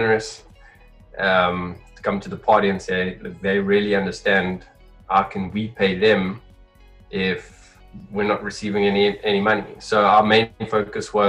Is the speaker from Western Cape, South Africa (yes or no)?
no; Johannesburg, Gauteng, South Africa; now in Cape Town, South Africa; I'm originally from Johannesburg, currently living in Cape Town.